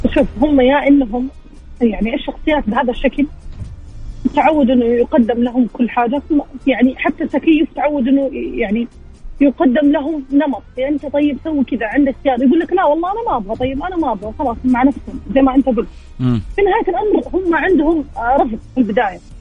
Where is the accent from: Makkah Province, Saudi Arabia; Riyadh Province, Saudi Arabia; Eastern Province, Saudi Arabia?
Makkah Province, Saudi Arabia; Jeddah; من جده